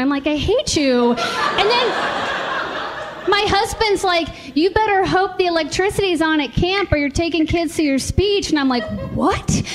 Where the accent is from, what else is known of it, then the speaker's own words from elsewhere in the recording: Richmond, Virginia, United States; I was born and raised in Richmond, Virginia, and I love Richmond, Virginia.